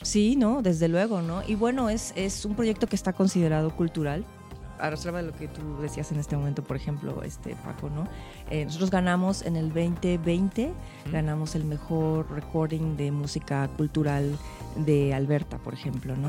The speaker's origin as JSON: {"language": "Spanish", "town": "Xalapa", "region": "Veracruz", "country": "Mexico", "moved": "yes", "lives_now": "Canada", "said": "yo, como mexicana, porque además vivo en Canadá"}